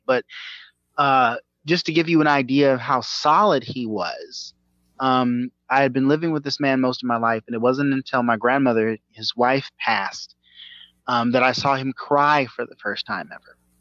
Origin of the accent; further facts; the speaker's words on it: the South, United States; I'm I'm from the South, and I was raised to be a Southern gentleman.